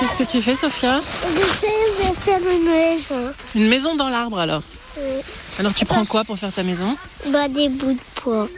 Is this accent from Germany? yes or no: yes; Germany; now in France; Je viens d'Allemagne